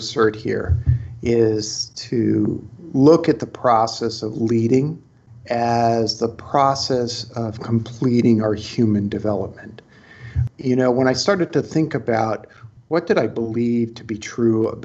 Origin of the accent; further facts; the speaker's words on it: New York City, New York, United States; I'm from Brooklyn